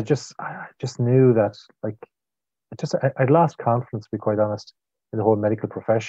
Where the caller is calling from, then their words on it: Galway, Connacht, Ireland; Well, I don't know if I'm cool, but I'm in the west of Ireland. I'm in Galway, or some people call it or refer to it as Galway.